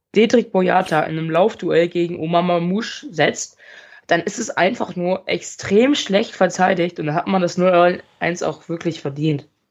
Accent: Münster, North Rhine-Westphalia, Germany; also born or lived in Mönchengladbach; Ich bin ja eigentlich in Mönchengladbach geboren und äh, bin dann mit fünf nach Münster gezogen. Hier wohne ich auch immer noch

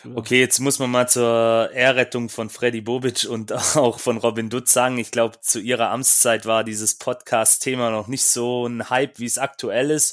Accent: Böblingen, Baden-Württemberg, Germany; ich war in Böblingen, ist ja meine Heimatstadt.

